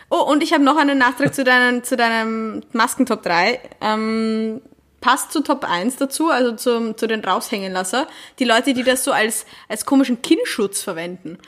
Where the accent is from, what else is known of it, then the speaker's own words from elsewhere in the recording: Vienna, Austria; als Wienerin